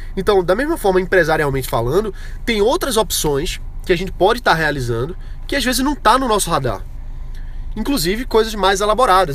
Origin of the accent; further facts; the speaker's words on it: Brazil; nós, como brasileiros